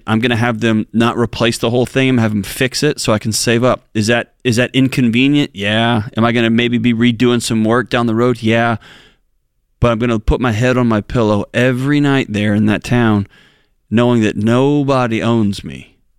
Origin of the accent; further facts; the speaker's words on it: Houston, Texas, United States; I grew up in Houston.